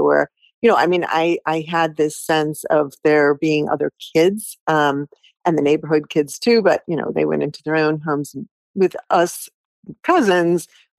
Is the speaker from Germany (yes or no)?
yes; Stuttgart, Baden-Württemberg, Germany; born there; I knew I was born in Stuttgart, and I wanted that to be a part of it.